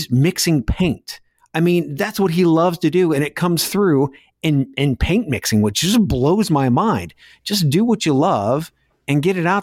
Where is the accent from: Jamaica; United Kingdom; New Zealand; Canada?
United Kingdom; Scotland; from Scotland, the country which brought you electricity.